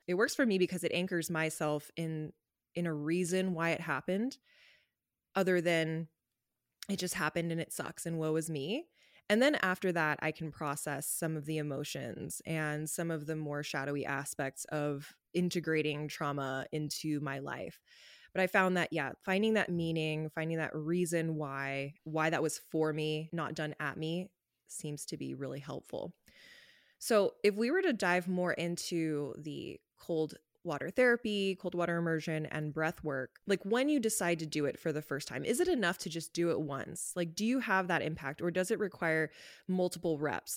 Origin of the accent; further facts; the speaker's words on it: Los Angeles, California, United States; moved away as an adult; now in Canada; I grew up in Los Angeles